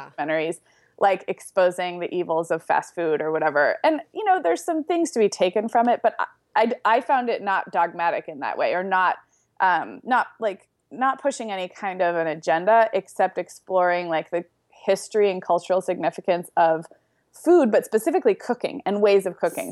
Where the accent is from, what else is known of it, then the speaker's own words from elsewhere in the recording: Santa Barbara, California, United States; Santa Barbara, which is where I grew up